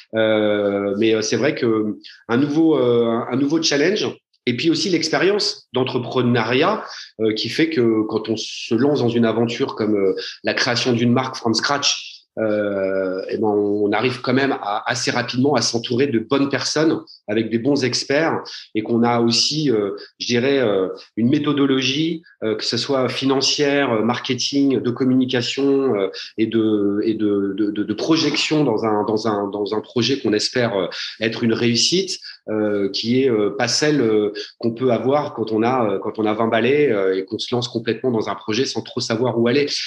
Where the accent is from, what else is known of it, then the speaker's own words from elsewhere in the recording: Paris, Île-de-France, France; je suis parisien